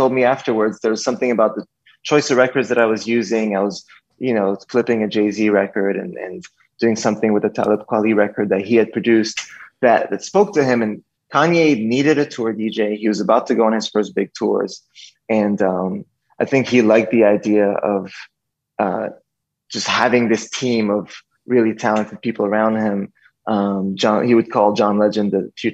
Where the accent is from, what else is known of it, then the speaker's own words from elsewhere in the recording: Montreal, Quebec, Canada; I grew up in Montreal, Canada